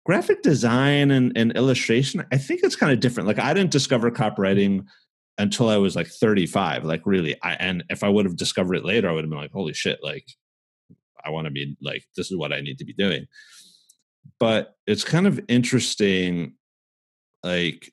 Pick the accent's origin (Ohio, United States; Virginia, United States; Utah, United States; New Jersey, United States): New Jersey, United States; also born or lived in New York; I'm from New Jersey and I was born in New York, raised in Jersey